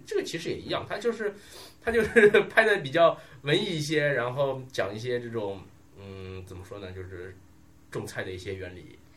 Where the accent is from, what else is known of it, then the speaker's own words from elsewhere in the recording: China; 我们作为中国人啊